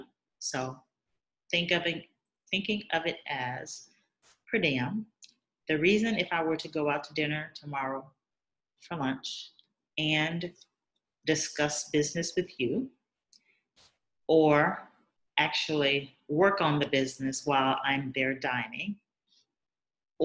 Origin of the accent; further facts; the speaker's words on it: Alabama, United States; moved away; I am from Alabama, when I come to visit my family and friends